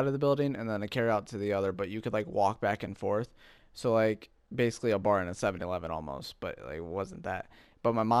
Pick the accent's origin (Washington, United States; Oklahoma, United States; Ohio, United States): Ohio, United States; now in Michigan, United States; the three of us are from Michigan. I'm from Ohio originally.